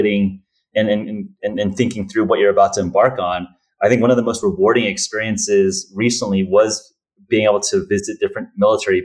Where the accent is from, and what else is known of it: United States